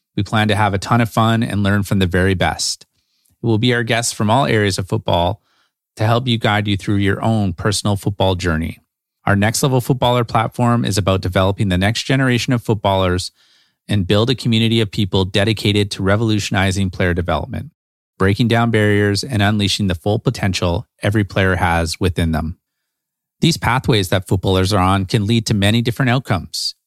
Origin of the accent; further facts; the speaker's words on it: Vancouver, British Columbia, Canada; Growing up in Vancouver, we were fortunate enough to have pretty mild winters